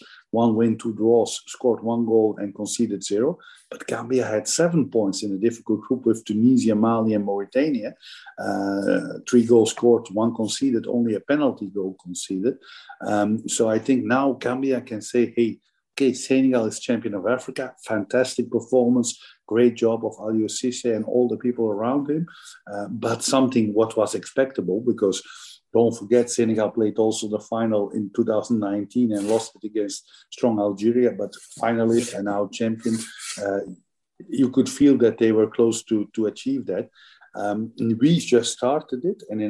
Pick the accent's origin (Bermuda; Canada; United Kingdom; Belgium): Belgium; Flanders; first language Dutch (Flemish); English is a second language; moved away; My mother language is Dutch, same like in Holland, so Flemish.